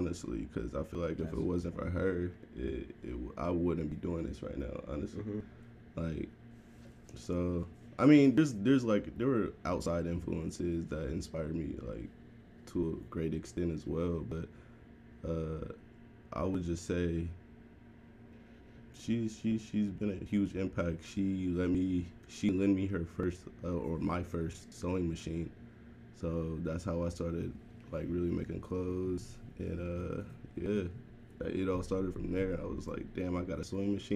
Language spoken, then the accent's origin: English; Oakland, California, United States; I'm from the Bay. I'm from Oakland specifically